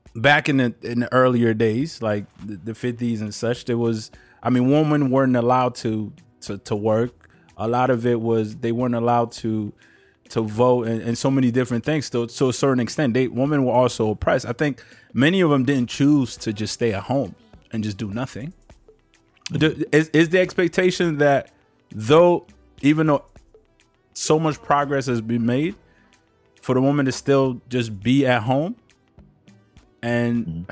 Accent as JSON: {"language": "English", "region": "Maryland", "country": "United States", "tie": "born or raised there", "said": "I grew up in Maryland"}